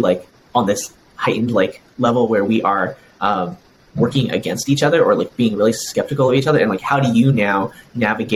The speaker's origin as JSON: {"language": "English", "country": "United States", "tie": "born or raised there", "said": "I'm someone who like fully grew up in US culture"}